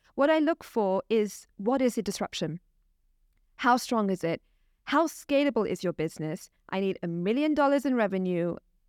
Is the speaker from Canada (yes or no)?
no; Pakistan; I'm Pakistani myself, so I can spot a corrupt personality quite easily, I would say.